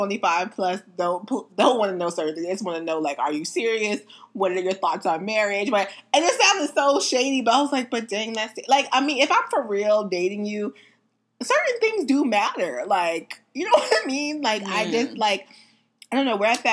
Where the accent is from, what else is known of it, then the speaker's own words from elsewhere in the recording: Virginia, United States; We're from Virginia.